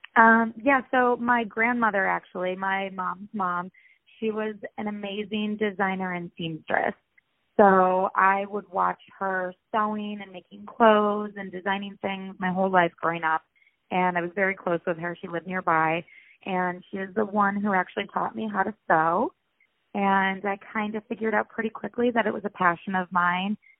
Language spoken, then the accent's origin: English; Rochester, New York, United States; moved away as an adult; also born or lived in Ohio; now in Los Angeles, United States; I'm originally from upstate New York, Rochester to be exact